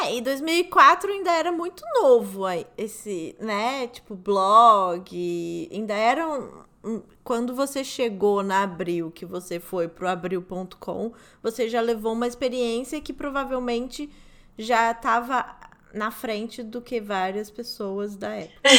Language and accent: Portuguese; Rio de Janeiro, Brazil